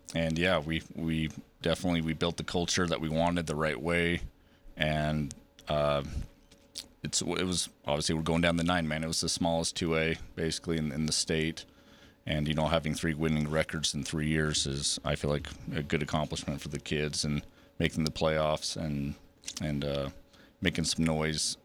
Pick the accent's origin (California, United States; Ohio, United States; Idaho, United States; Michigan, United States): Idaho, United States; Preston; moved away as an adult; also born or lived in Big Piney, Wyoming; I grew up in Preston, so obviously just north, um, in Idaho.